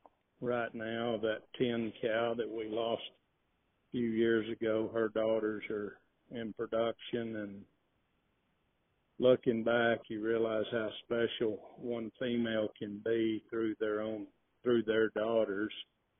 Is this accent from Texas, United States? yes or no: yes; Texas Panhandle, United States; also born or lived in Hereford, Texas; I grew up here in the Texas Panhandle